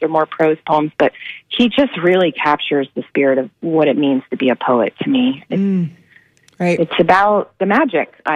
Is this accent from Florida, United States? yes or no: yes; Madeira Beach, Florida, United States; I grew up in Johns Pass, the Hubbards Marina, and Friendly Fisherman is my family